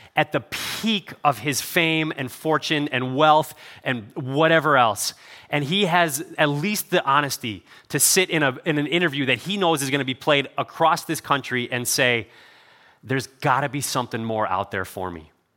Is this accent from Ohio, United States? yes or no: yes; Cleveland, Ohio, United States; I grew up in Cleveland